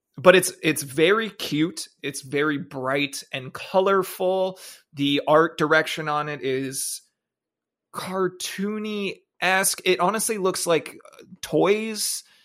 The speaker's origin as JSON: {"language": "English", "country": "Canada", "moved": "as an adult", "said": "happy that I was from Canada, proud to be Canadian"}